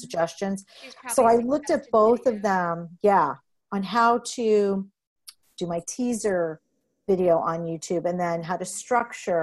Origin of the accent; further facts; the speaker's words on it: Vancouver, British Columbia, Canada; I was born in Vancouver